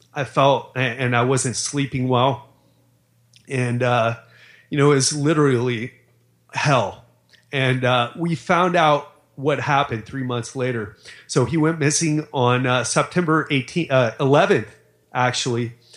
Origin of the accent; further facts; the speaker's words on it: Miami, Florida, United States; I grew up in Miami